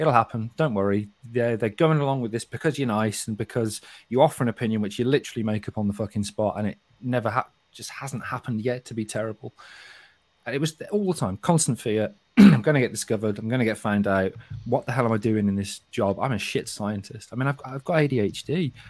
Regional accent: Kidderminster, West Midlands, United Kingdom; accent: Kidderminster; I haven't completely lost my accent. But believe me, this is not a Kidderminster accent. Kidderminster accent is not very attractive.

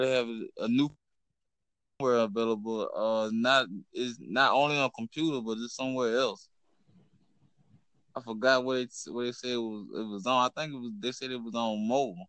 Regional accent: Louisiana, United States; I'm from Louisiana.

